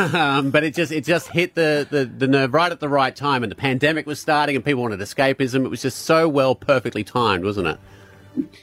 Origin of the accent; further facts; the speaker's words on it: United Kingdom; now in Australia; I was born in Britain